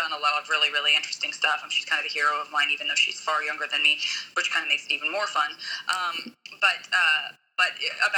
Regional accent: Arizona, United States; I'm from Arizona

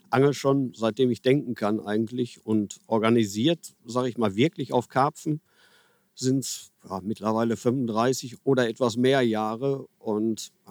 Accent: Herne, North Rhine-Westphalia, Germany; Also ursprünglich komme ich aus Herne und habe dort auch ganz viel die Kanäle meiner Umgebung beangelt.

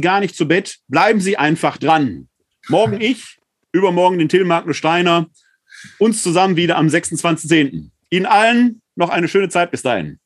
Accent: Ruhr area, North Rhine-Westphalia, Germany; now in Wuppertal, Germany; In meiner Heimat im Ruhrgebiet

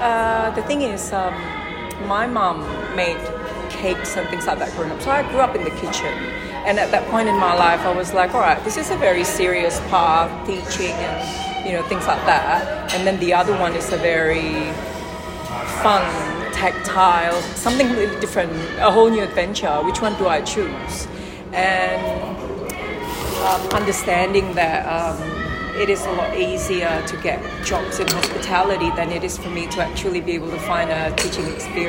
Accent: Indonesia; I'm from Indonesia.

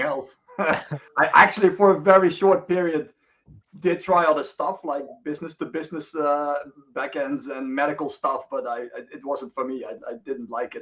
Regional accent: Netherlands; moved away as an adult; now in Sweden; I'm from the Netherlands

